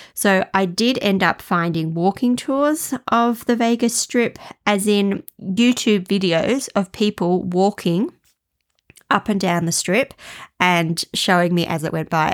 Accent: Australia; moved away; as an Australian

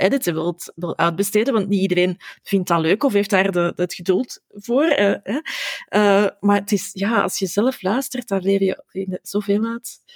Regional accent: Flanders, Belgium; wij Vlamingen

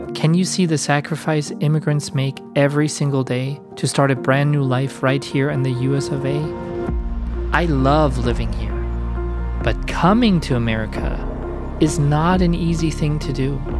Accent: Germany; I was born in the German Democratic Republic in 1982 when the wall was still there and when my part of Germany was still very much under Soviet control.

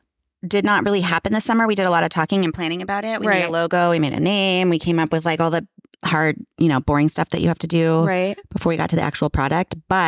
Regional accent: California, United States; I grew up in California.

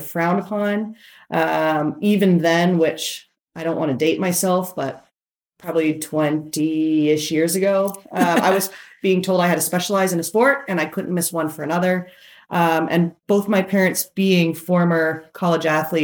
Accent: Canada; now in United States; I'm actually Canadian.

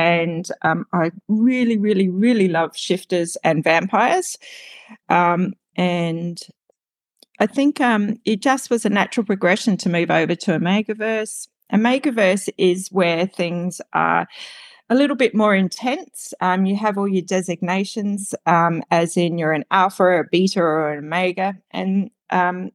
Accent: Australia; I'm from Australia. So I'm actually living in the future at the moment.

